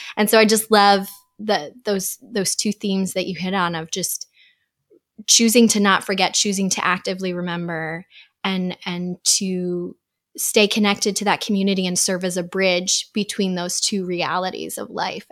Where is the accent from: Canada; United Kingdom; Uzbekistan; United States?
Uzbekistan; moved away; growing up in Uzbekistan, there were some hard things about living there